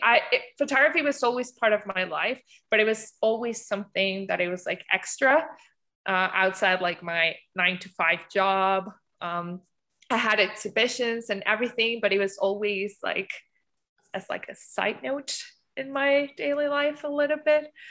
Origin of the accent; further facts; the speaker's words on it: Mexico; moved away as an adult; now in Canada; I'm from Mexico.